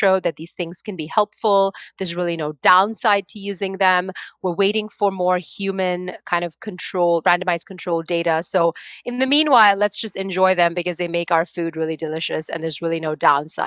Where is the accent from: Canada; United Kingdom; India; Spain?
India; moved away as an adult; I grew up in India for the first 18 years of my life